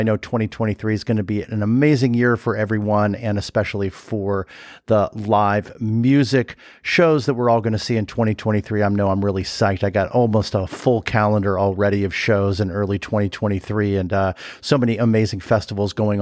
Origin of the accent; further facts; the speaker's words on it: Los Angeles, California, United States; now in Chicago, United States; I'm from LA, which I grew up in the Valley over there in Sherman Oaks